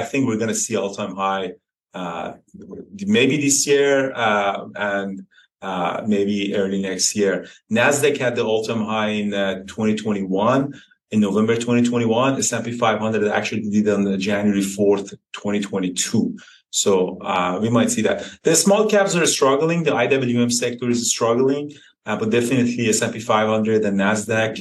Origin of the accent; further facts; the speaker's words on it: Iran; now in Canada; I grew up in Iran next to the mountains.